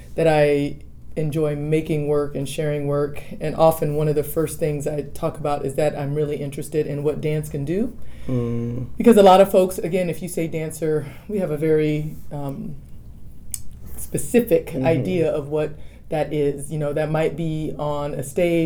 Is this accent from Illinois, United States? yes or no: no; Dallas, Texas, United States; moved away as an adult; also born or lived in New Orleans / Colorado; now in Austin, United States; I grew up in Dallas, and my mom still lives in Dallas